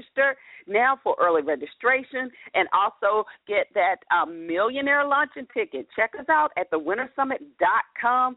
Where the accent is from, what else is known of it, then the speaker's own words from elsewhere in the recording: Atlanta, Georgia, United States; I'm not from the area. As y'all know, I'm from Atlanta, from my accent, right, representing the ATL